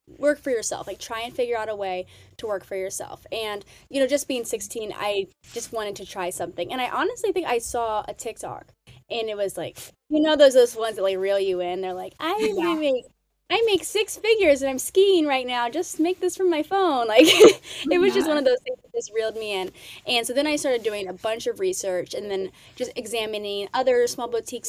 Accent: West Lafayette, Indiana, United States; So I am from West Lafayette, Indiana, small town in the Midwest

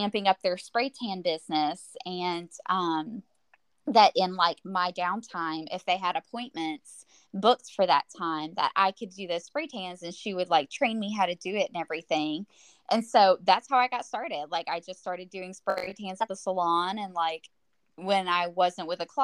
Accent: Nashville, Tennessee, United States; moved away as an adult; also born or lived in Colorado; now in Huntsville, United States; we're from Nashville, that's our home, that's where our families are

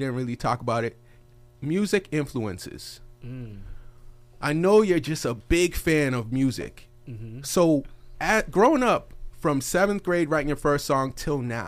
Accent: Boston, Massachusetts, United States; I'm from the Boston area

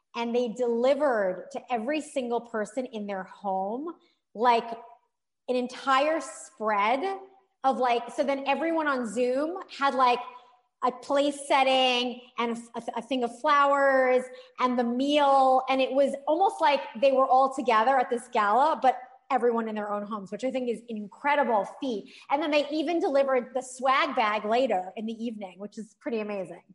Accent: New York, United States; I am a New Yorker

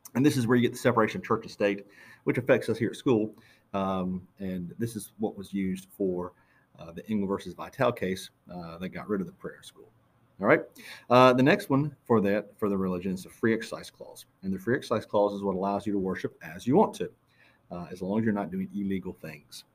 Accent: Florida, United States; moved away as an adult; now in Georgia, United States; I'm from Florida and I got married for a first time down in Florida. And then I moved to Georgia with her

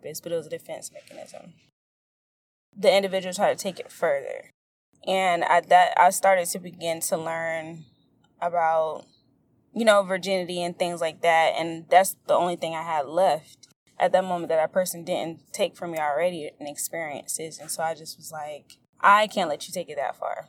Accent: St. Petersburg, Florida, United States; I'm from St. Petersburg, Florida

